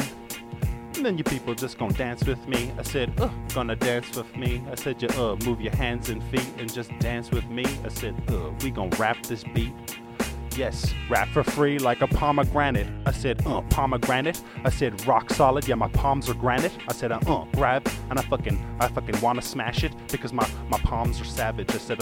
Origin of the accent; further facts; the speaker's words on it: Ireland; I was born and raised in Ireland